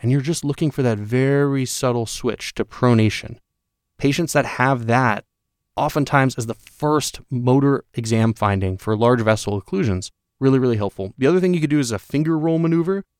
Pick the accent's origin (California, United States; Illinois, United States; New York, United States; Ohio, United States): New York, United States; I'm from New York